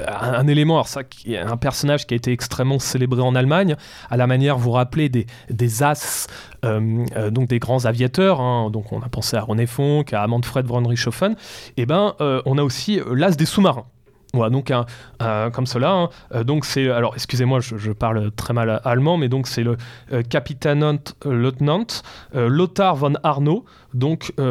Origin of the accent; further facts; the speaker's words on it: France; Et la France, monsieur Et la France je suis français.